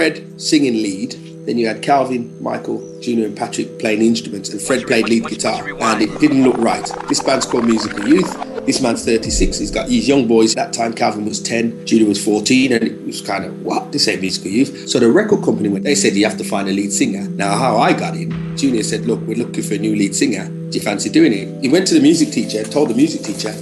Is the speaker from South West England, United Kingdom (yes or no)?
no; Birmingham, West Midlands, United Kingdom; The area that I grew up in Birmingham, is a place called Neechels.